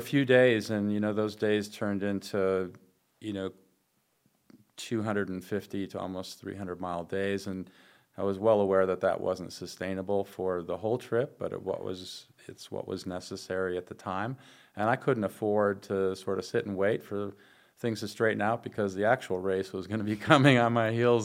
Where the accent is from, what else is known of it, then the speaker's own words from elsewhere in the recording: Wisconsin, United States; in Wisconsin, where it's my home state